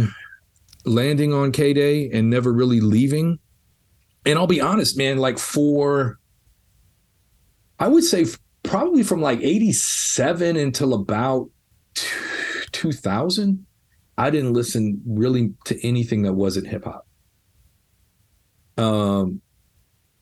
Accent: Los Angeles, California, United States; being a white kid growing up in Los Angeles in the 80s

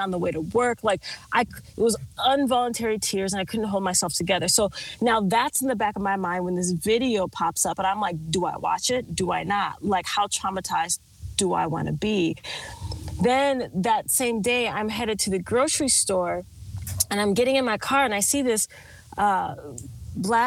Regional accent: Minnesota, United States; also born or lived in California; now in Texas, United States; I'm from Minnesota

